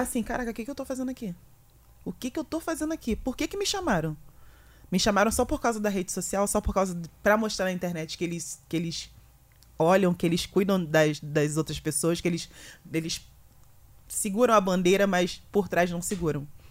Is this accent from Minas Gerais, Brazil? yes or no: no; Rio de Janeiro, Brazil; moved away as an adult; now in São Paulo, Brazil; Eu sou do Rio de Janeiro, onde eu moro não tem praia